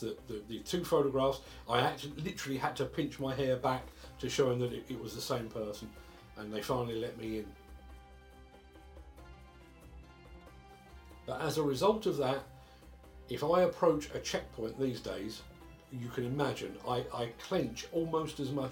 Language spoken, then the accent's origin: English; United Kingdom; As a Brit